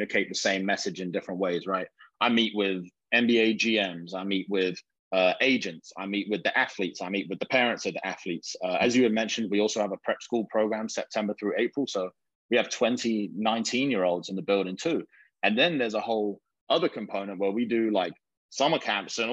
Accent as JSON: {"language": "English", "region": "England", "country": "United Kingdom", "moved": "as an adult", "said": "I'm coming from England."}